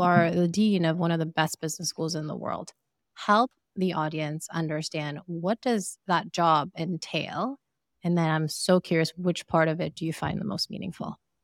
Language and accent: English; Sierra Leone; moved away; I am from Sierra Leone